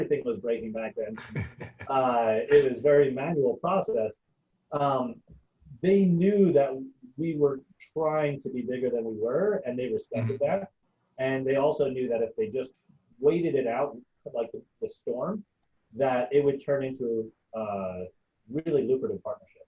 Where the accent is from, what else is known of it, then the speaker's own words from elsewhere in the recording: New York City, New York, United States; I grew up in Brooklyn